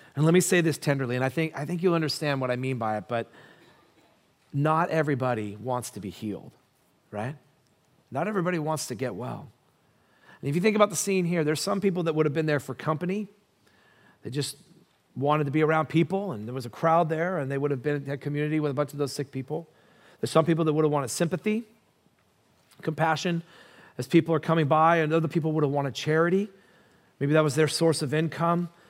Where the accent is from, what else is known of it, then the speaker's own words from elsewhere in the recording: United States; I'm an American